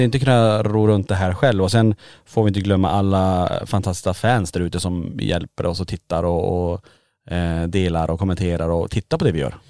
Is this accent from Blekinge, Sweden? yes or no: no; Kiruna, Norrbotten County, Sweden; moved away as an adult; now in Borås, Sweden; vi bor ju i Borås. Ja. Men är födda och uppvuxna i Kiruna.